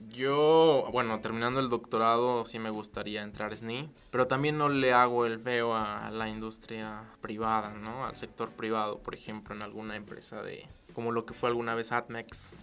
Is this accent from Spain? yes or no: no; Mexico; en México nos quedamos